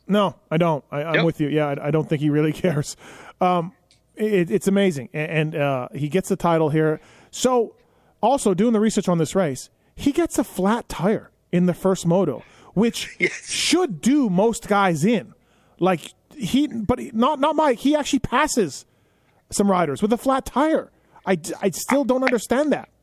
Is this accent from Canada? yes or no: yes; Manitoba, Canada; I'm from Manitoba